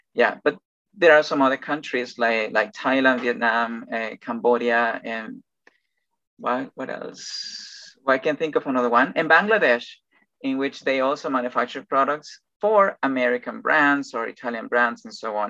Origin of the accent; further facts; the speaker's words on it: Ecuador; English is a second language; also born or lived in Machala, Ecuador; I'm Ecuadorian and I live on the coast